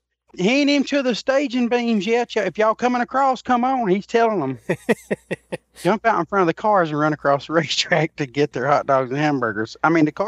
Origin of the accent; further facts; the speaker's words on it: Alabama, United States; a guy from a little town in Alabama